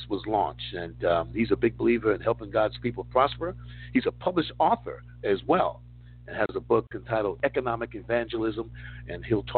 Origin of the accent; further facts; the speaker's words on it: New York City, New York, United States; moved away; I grew up in New York City.